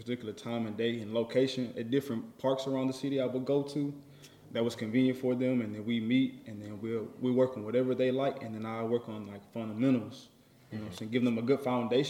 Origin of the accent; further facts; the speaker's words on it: Houston, Texas, United States; I'm from the south side of Houston, Texas. Sunnyside, to be exact.